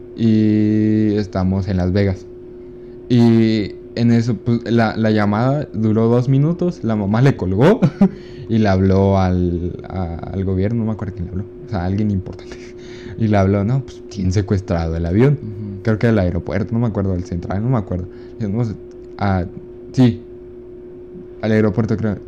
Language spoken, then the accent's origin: Spanish; Ciudad Juárez, Chihuahua, Mexico; También somos de Juárez